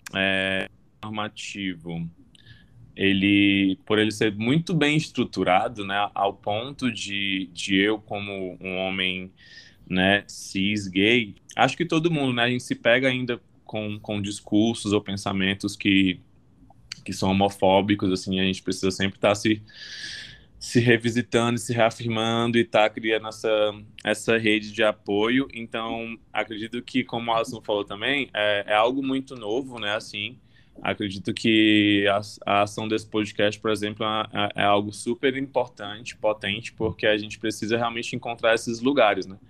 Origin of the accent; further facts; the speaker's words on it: Fortaleza, Ceará, Brazil; now in São Paulo, Brazil; Eu sou de Fortaleza, mas moro em São Paulo